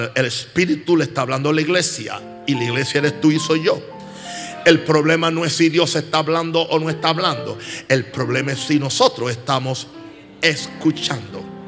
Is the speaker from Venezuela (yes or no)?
no; United States; en mi país, Estados Unidos